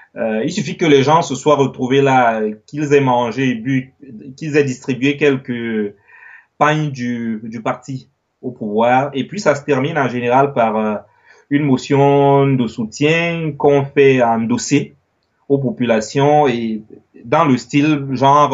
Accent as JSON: {"language": "French", "country": "Cameroon", "also_born_or_lived": "Yaoundé, Cameroon / Paris, France", "moved": "as an adult", "lives_now": "France", "said": "je suis camerounais, je suis en France depuis 4 euh, ans, 4 ans et demi."}